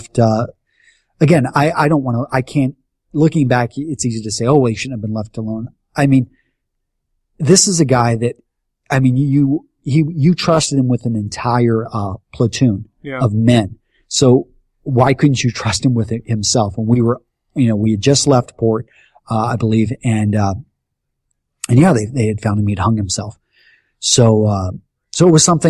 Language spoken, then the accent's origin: English; Texas, United States; moved away as an adult; also born or lived in Iowa; growing up in Texas